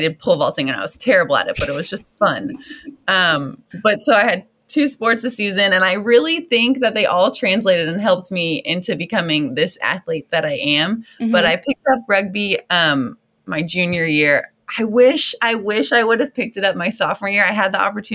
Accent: Southeast Texas, United States; I grew up in Southeast Texas.

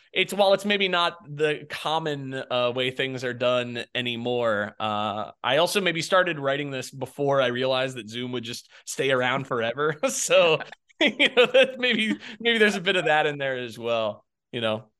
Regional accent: Jacksonville, Florida, United States; moved away; I'm from Jacksonville, Florida originally.

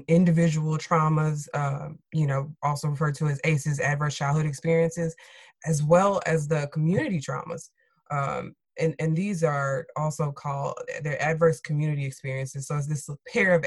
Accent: Chicago, Illinois, United States; I'm from Chicago

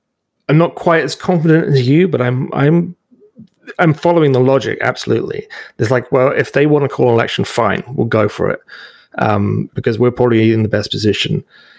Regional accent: United Kingdom; now in Canada; I remember when I came here from Britain and there was a electoral specialist back in Britain.

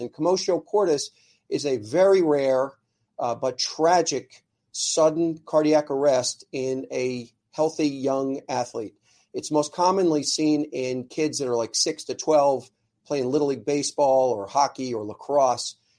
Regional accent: Ardmore, Pennsylvania, United States; I grew up in Ardmore

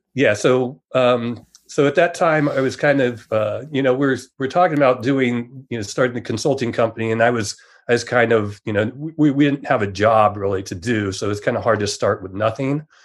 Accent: San Jose, California, United States; I grew up in Silicon Valley

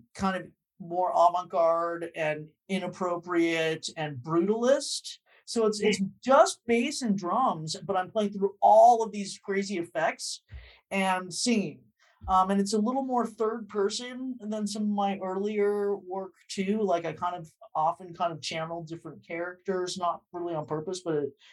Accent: Southern California, United States; moved away as an adult; also born or lived in Los Angeles; now in New York, United States; having grown up in Southern California

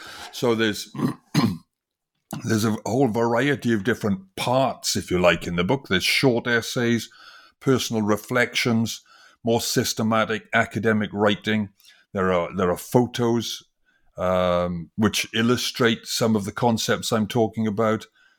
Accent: Wales, United Kingdom; I come from originally from Wales, from the industrial valleys of Wales, and it was a very industrial valley.

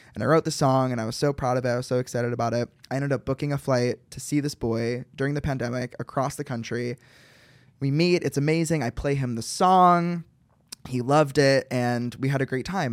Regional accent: Chicago, Illinois, United States; I'm from Chicago

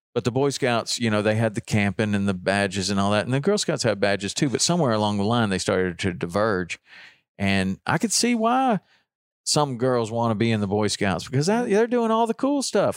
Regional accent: Chattanooga, Tennessee, United States; living, growing up in Chattanooga

